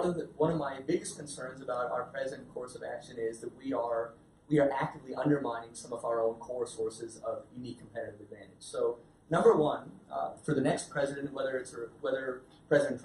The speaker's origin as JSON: {"language": "English", "country": "United States", "tie": "born or raised there", "said": "I'm a child of immigrants. I was born in the United States. My parents are from Pakistan."}